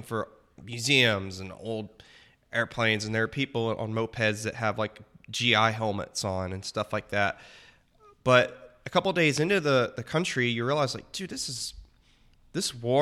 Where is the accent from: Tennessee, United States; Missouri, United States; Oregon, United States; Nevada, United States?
Tennessee, United States; I'm born in Tennessee.